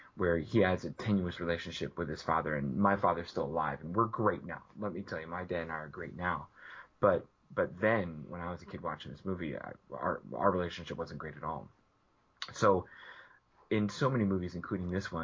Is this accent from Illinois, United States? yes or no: yes; outside Chicago, Illinois, United States; growing up outside Chicago